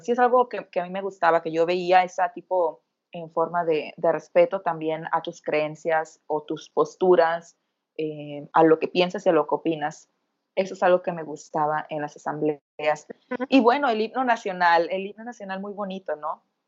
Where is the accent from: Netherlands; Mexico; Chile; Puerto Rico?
Mexico; somos mexicanas